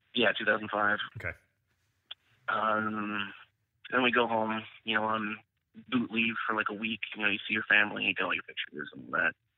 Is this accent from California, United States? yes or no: yes; Northern California, United States; I grew up in California, Northern California, so it's you know pretty liberal place.